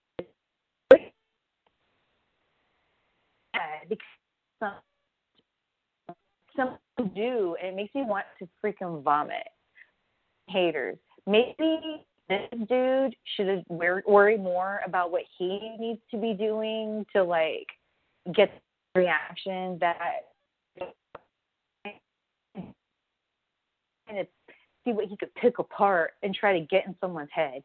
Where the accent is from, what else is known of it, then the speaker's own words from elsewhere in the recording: Southern California, United States; I'm from SoCal, I trained in SoCal originally